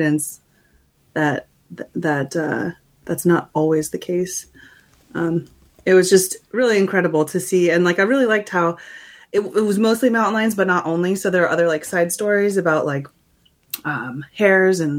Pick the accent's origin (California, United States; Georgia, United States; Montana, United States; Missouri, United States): Montana, United States; Missoula; moved away; this is my hometown